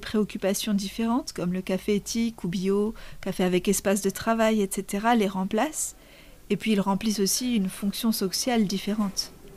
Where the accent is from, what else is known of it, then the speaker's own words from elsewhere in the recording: Lebanon; moved away; j'ai grandi au Liban